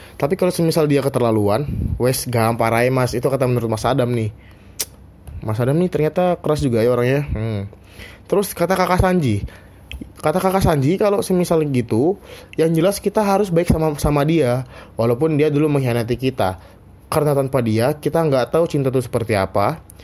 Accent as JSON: {"language": "Indonesian", "region": "Central Kalimantan", "country": "Indonesia", "moved": "as an adult", "lives_now": "Yogyakarta, Indonesia", "said": "Gua asal Kalimantan Tengah"}